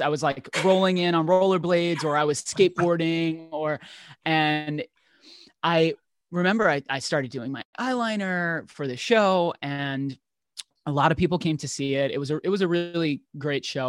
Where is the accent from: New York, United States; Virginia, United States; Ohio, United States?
New York, United States; New York City; I grew up in New York in one of the boroughs, Staten Island